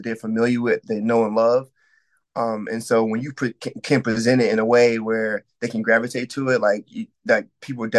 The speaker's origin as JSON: {"language": "English", "town": "Syracuse", "region": "New York", "country": "United States", "said": "I'm a musician from Syracuse, New York"}